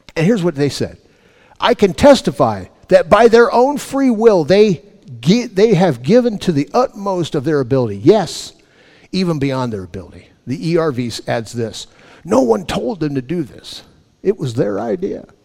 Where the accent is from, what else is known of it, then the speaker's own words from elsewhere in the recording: Los Angeles, California, United States; When I was a kid, growing up in Los Angeles, my mom and dad had six healthy young men